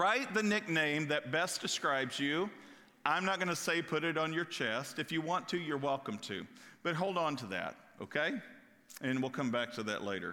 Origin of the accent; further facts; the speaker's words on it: Kentucky, United States; I'm from Kentucky